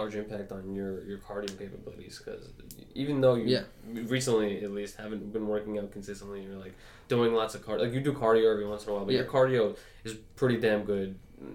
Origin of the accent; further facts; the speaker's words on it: New York, United States; My background is I was just born and raised in New York, and that's about it. I, you know, first generation immigrant.